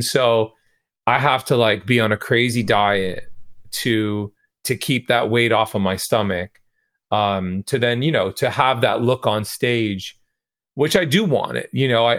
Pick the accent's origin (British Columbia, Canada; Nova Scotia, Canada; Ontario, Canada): Ontario, Canada; Toronto; a lot of the musicians that I know growing up in Toronto